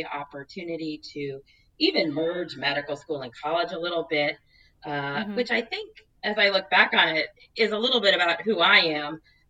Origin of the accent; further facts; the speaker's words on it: New Jersey, United States; also born or lived in Rhode Island; now in Pacific Northwest, United States; I grew up in New Jersey. I'm an East Coast girl, probably to the core, even though I've somehow ended up in the Pacific Northwest.